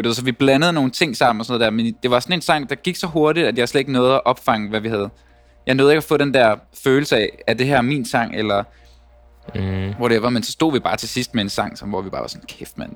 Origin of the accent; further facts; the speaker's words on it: Denmark; now in Copenhagen, Denmark; at være vokset op der, hvor jeg er vokset op